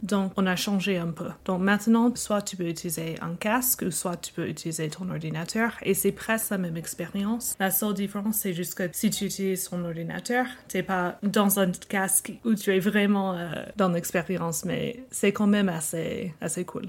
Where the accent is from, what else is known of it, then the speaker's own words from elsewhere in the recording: United States; accent: American; first language English; French is a second language; also born or lived in Normandy, France / Dijon, France / Illinois; j'ai grandi aux États-Unis, monolingue